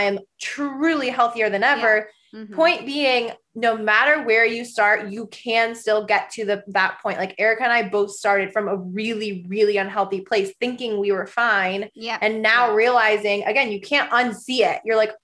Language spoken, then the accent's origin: English; Michigan and Nebraska, Midwest, United States; I grew up in the Midwest. I grew up in Michigan and in Nebraska.